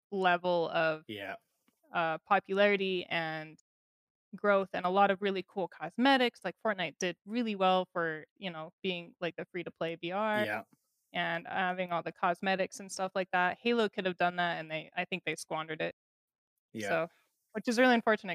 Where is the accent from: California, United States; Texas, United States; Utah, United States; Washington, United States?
Utah, United States; Salt Lake City; I grew up in Utah